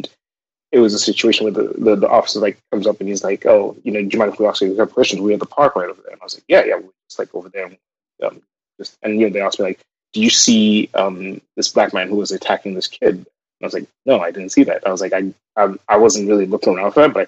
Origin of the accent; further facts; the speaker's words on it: Zimbabwe; moved away as an adult; now in United States; growing up in Zimbabwe